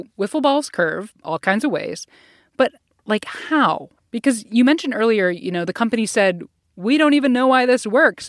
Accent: Ohio, United States; where I grew up in Ohio

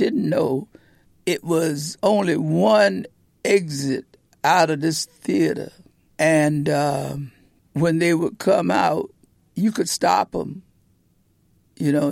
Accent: Portsmouth, Virginia, United States; Portsmouth, Virginia

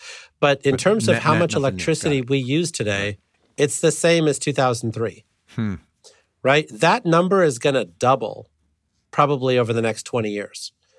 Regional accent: Illinois, United States; I grew up near the Byron nuclear power plant.

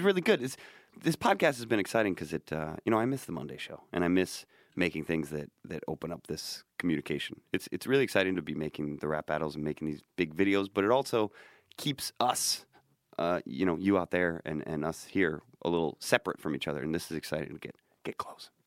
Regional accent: United States; I'm an American person

